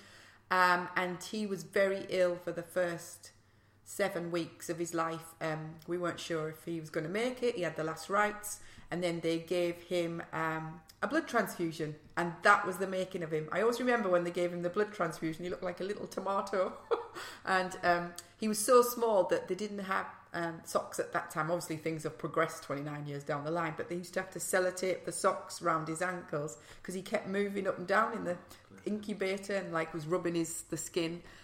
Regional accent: Middlesbrough, North East England, United Kingdom; accent: northeast; moved away as an adult; now in London, United Kingdom; I was born in Middlesbrough and my mum and dad are Italian and had a very strict upbringing

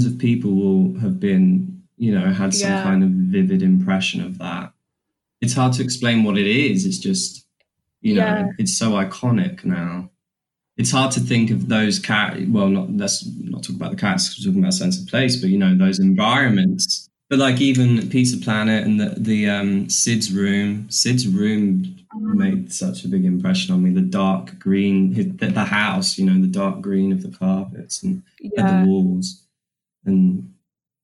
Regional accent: London, United Kingdom; we grew up in South London

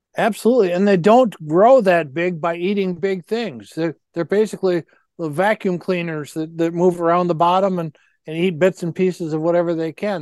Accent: United States; born or raised there

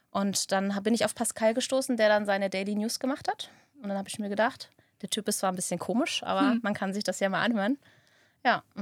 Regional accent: Frankenberg, Germany; Ich komme aus dem schönen Frankenberg ähm, ja, bin 36 Jahre alt, habe zwei wundervolle Kinder, bin verheiratet.

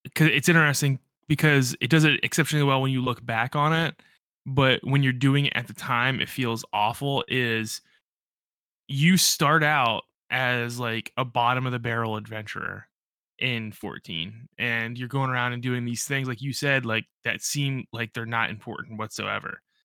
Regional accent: Central Pennsylvania, United States; I'm not from Western or Eastern P

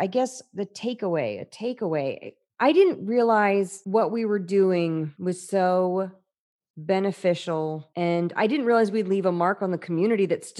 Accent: the South, United States; also born or lived in Atlanta; I don't want to go to school in the South. I'm from the South. I don't want to be in the South anymore.

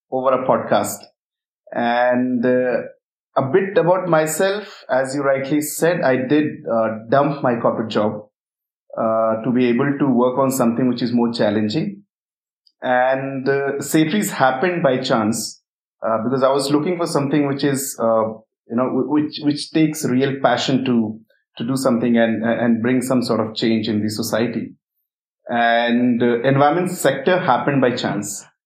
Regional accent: Uttar Pradesh, India; I come from a small village in Uttar Pradesh in India. And I started staying away from my family since I was in standard 5

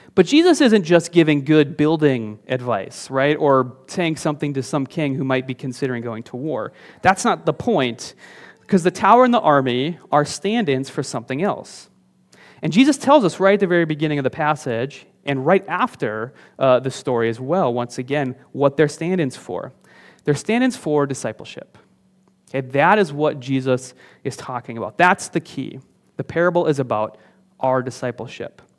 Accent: northern Minnesota, United States; moved away; there was a house on the outskirts of my hometown. It's up in, in northern Minnesota, um, just kind of a s, a small town out there

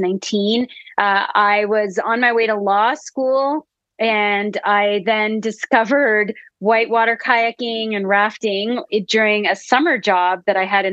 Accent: Canada; I'm originally from Canada. I grew up in between Ottawa and Montreal

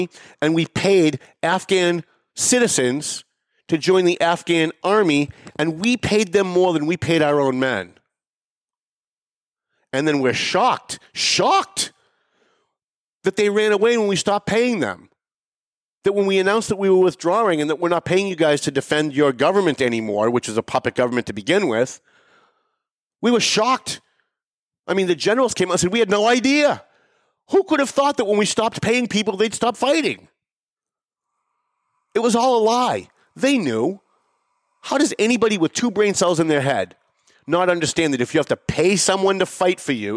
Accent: United States

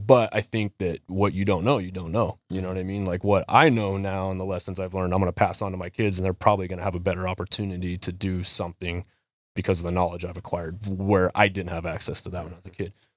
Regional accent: Las Vegas, Nevada, United States; moved away; also born or lived in Maricopa, Arizona; I grew up in Las Vegas, Nevada

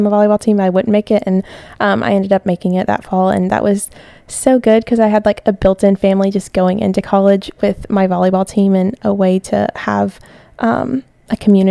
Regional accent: Tennessee, United States; moved away as an adult; now in Pensacola, United States; I came down here from Tennessee

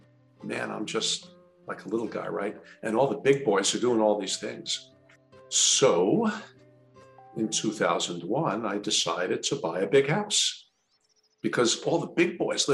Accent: New Jersey, United States; I'm from New Jersey, man, look out.

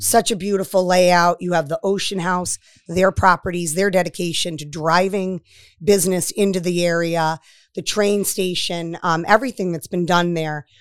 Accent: Waterbury, Connecticut, United States; moved away; also born or lived in Florida / Westerly, Rhode Island; I'm from Waterbury, Connecticut

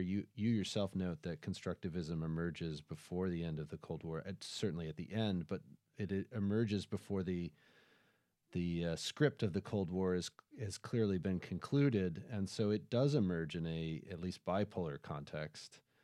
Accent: United States; we, in the United States

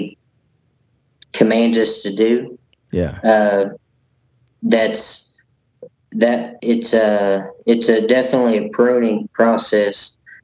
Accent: Texas, United States; I grew up here in Texas

